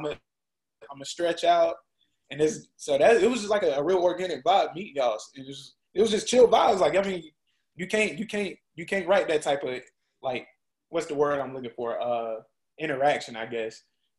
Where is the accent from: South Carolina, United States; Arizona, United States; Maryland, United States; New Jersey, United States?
South Carolina, United States; Rock Hill; also born or lived in Charlotte, North Carolina; I grew up in Rock Hill